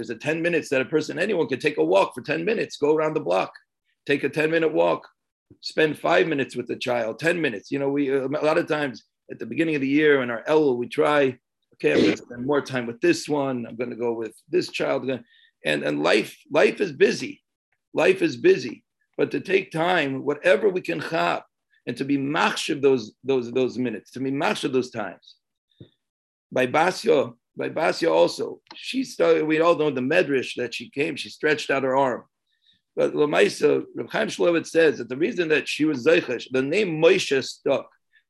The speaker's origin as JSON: {"language": "English", "town": "San Antonio", "region": "Texas", "country": "United States", "said": "I'm from San Antonio"}